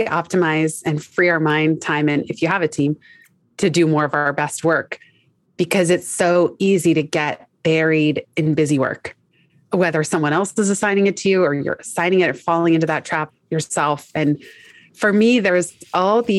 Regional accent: San Francisco, California, United States; moved away as an adult; also born or lived in Los Angeles, California; now in New York City, United States; I am from San Francisco, California

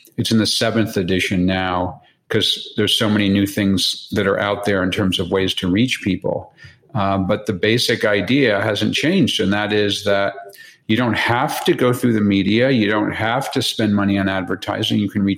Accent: Connecticut, United States; also born or lived in Boston, United States / Long Island, United States / Tokyo, Japan / Hong Kong, Hong Kong; I was born in the Boston area. I lived in Long Island, New York. I went to my high school years in Connecticut.

